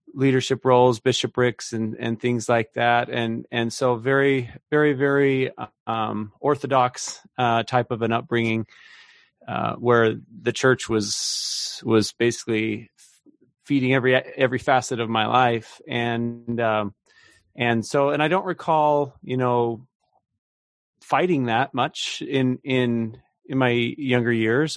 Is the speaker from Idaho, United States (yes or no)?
yes; Idaho, United States; now in Kansas City, United States; I grew up out in Idaho